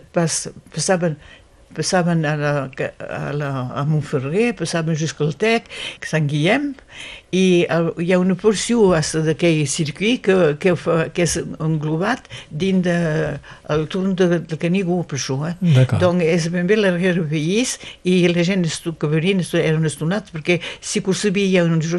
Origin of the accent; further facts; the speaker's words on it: Occitania, France; som catalans